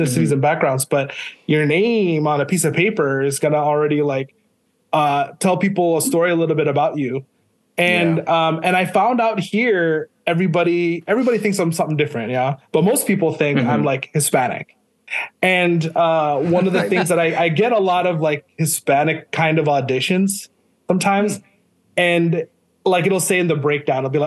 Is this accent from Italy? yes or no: no; Palau; first language English; also born or lived in Maine, United States / Hawaii, United States; now in California, United States; I was born in Maine, in the States, but we moved out to the islands to Micronesia when I was like 5 months old. So I was raised out there